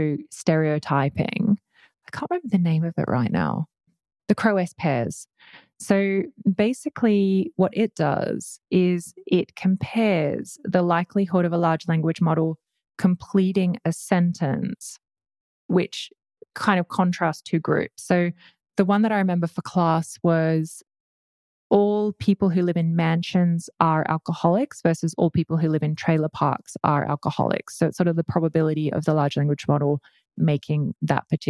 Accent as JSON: {"language": "English", "country": "Australia", "said": "I'm Australian."}